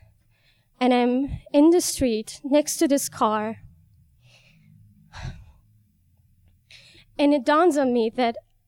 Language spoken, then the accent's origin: English; Tehran, Tehran Province, Iran; moved away as an adult; also born or lived in Chicago; now in United States; I am from Iran, Tehran, and I came here 3 years ago